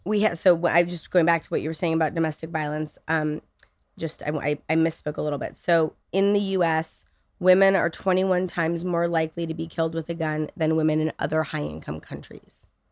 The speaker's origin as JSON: {"language": "English", "region": "California", "country": "United States", "tie": "born or raised there", "said": "I'm, I'm from California, right? I'm, I'm one of those born and raised snowflake liberals"}